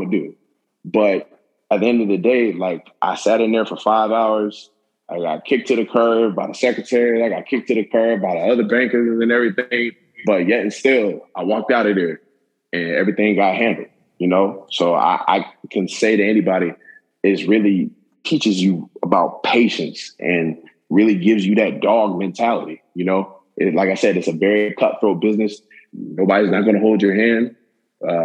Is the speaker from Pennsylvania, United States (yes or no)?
no; Tallahassee, Florida, United States; growing up in Tallahassee